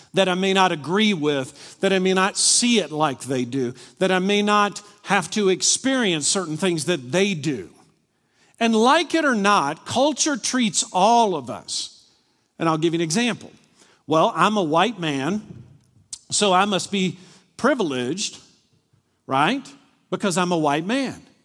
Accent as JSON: {"language": "English", "town": "Glasgow", "region": "Kentucky", "country": "United States", "tie": "born or raised there", "moved": "yes", "said": "I grew up in Glasgow, Kentucky"}